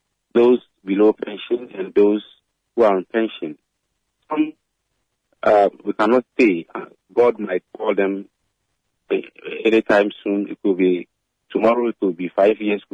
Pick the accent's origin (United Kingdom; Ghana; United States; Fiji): Ghana; as a Ghanaian